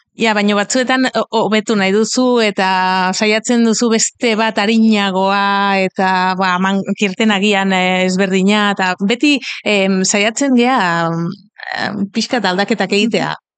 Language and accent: Basque; Catalonia, Spain; Basque is a second language; ni katalana naiz